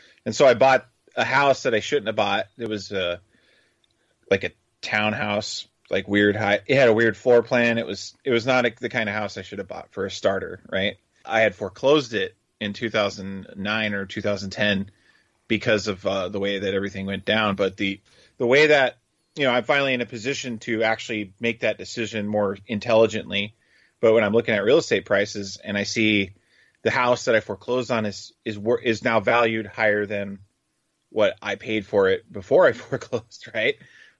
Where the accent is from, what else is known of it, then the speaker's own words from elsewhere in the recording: Gilbert, Arizona, United States; and I come from Gilbert, Arizona, and we're already in Tennessee at the moment.